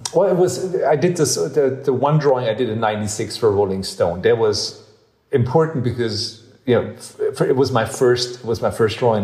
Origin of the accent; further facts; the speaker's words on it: Ludwigsburg, Baden-Württemberg, Germany; also born or lived in Vaihingen / New York; now in Berlin, Germany; I grew up in Ludwigsburg, which is a little um, uh, uh, uh like two towns over.